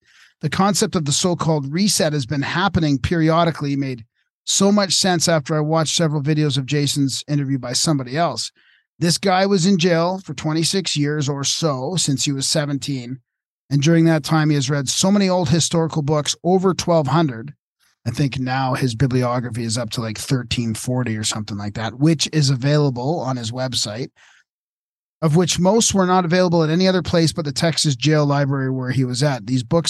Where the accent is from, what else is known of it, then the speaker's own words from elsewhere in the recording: Japan; English is a second language; moved away as an adult; now in United States; I grew up in Japan, so naturally I'm familiar with Shinto and Buddhism.